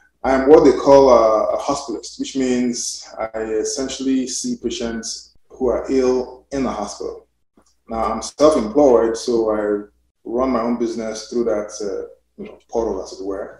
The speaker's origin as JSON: {"language": "English", "country": "Nigeria", "also_born_or_lived": "United Kingdom", "moved": "yes", "lives_now": "United States", "said": "I'm Nigerian, by although I'm now a naturalized American. But I actually came from UK to do my residence in the US"}